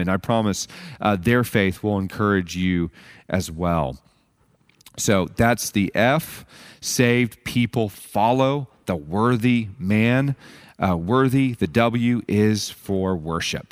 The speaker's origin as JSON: {"language": "English", "country": "United States", "said": "we have as American Christians"}